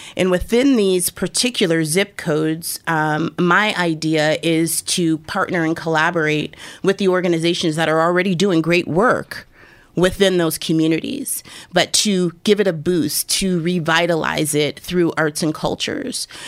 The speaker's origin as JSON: {"language": "English", "town": "Erie", "region": "Pennsylvania", "country": "United States", "tie": "born or raised there", "said": "I born and raised in Erie"}